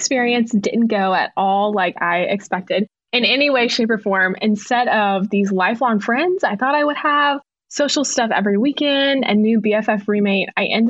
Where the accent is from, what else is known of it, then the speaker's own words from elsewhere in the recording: Arlington, Texas, United States; now in Waco, United States; I grew up in Arlington, Texas, and then I moved to Waco just a few years ago for college at Baylor University. And I just graduated in December, which is so exciting. I am the oldest of four.